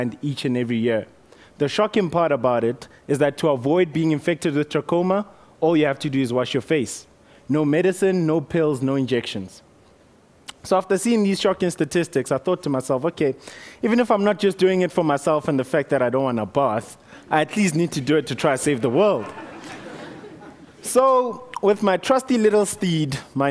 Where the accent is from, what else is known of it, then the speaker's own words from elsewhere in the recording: Motetema, Limpopo, South Africa; So I grew up in Limpopo, on the border of Limpopo and Mpumalanga, little town called Motetema